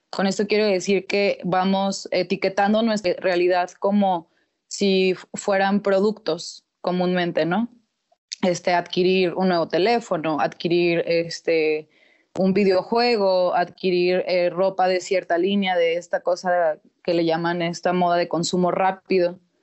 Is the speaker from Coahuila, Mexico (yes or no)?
yes; Torreón, Coahuila, Mexico; soy nacida aquí en Torreón, Coahuila